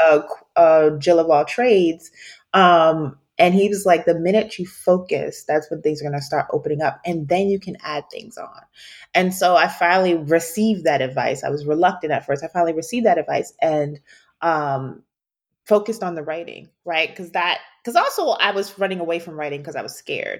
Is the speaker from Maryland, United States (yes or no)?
yes; Baltimore, Maryland, United States; moved away; also born or lived in Washington, D.C.; we're both from Baltimore